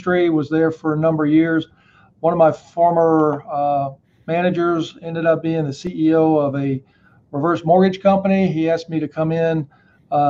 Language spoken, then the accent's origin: English; Atlanta, Georgia, United States; moved away as an adult; Atlanta. It's my hometown.